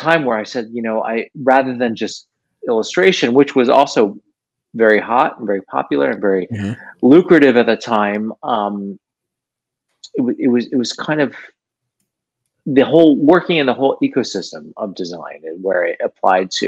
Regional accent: Los Angeles, California, United States; Born and raised in Los Angeles

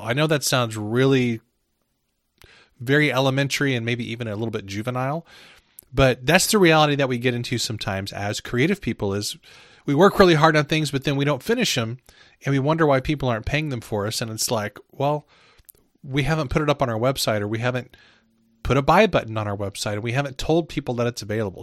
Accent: Midwest, United States; I'm from the Midwest.

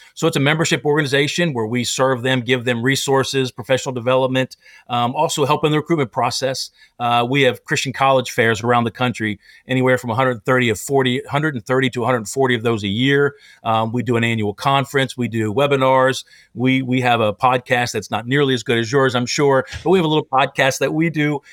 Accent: Pennsylvania, United States; moved away; also born or lived in Tennessee; I grew up in Pennsylvania

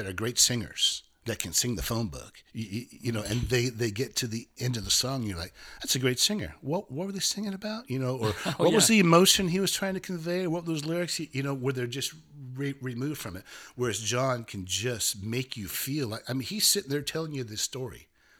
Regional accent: Pope Valley, California, United States; I was probably about 2.5-3 hours from San Francisco, but in the Bay Area. I was at the bottom of the redwoods up there, very rural place.

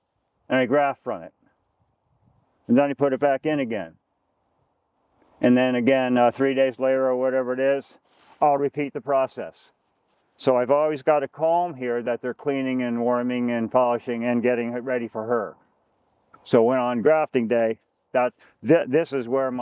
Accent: Long Island, New York, United States; now in Vermont, United States; I was brought up on Long Island

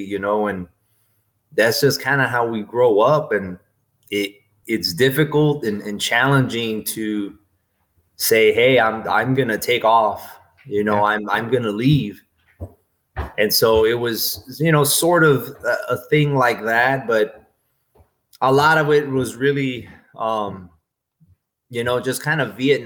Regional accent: Port Isabel, Texas, United States; moved away as an adult; I grew up in Port Isabel, Texas, which is a small coastal community all the way down in the tip of Texas

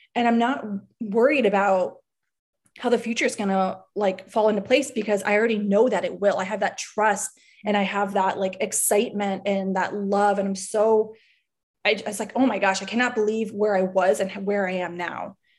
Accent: Miami, Florida, United States; I'm from South Florida, I'm from Miami

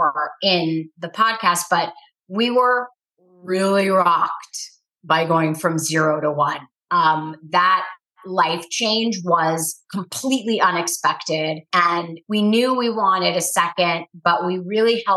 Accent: New York City, New York, United States; moved away as an adult; also born or lived in Charleston, South Carolina; now in Los Angeles, United States; I am born and raised in New York City, and then I moved to Los Angeles in 2004.

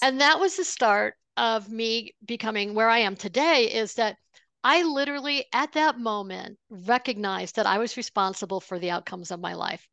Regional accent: Buffalo, New York, United States; I grew up outside of Buffalo, New York

